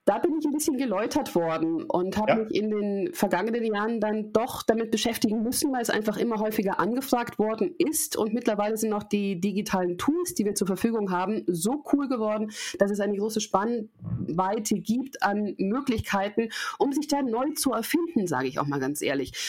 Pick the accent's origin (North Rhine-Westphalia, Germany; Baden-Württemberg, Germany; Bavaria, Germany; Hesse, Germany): Bavaria, Germany; Munich; Ich bin Münchnerin, ich bin 38 Jahre alt